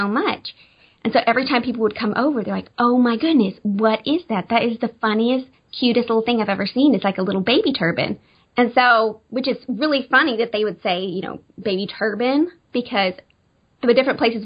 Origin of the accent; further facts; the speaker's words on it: Arkansas, United States; moved away as an adult; now in Branson, United States; we're originally from Arkansas, and just moved to Branson, Missouri, oh my goodness, in October.